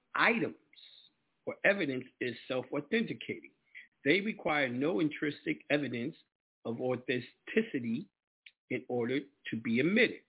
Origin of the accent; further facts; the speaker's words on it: New York, United States; moved away; I'm definitely coming back to New York and the whole nine, my home state